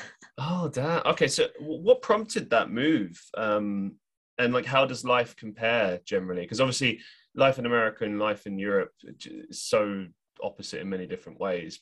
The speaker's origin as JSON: {"language": "English", "region": "London", "country": "United Kingdom", "tie": "born or raised there", "moved": "as an adult", "said": "when I moved to go to university, I at least went somewhere that was away from London"}